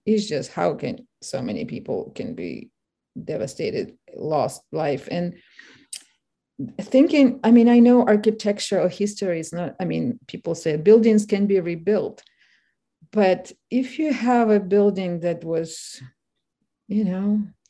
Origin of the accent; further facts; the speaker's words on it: Kharkiv, Kharkiv Oblast, Ukraine; English is a second language; moved away as an adult; now in United States; I'm from Kharkiv